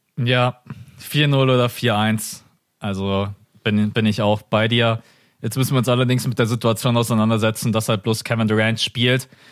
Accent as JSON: {"language": "German", "country": "Germany", "said": "Das sind wir Deutschen"}